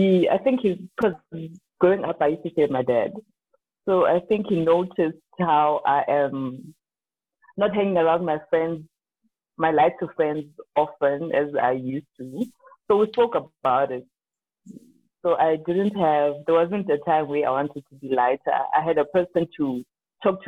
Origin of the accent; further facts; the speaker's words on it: Limpopo, South Africa; I grew up in Limpopo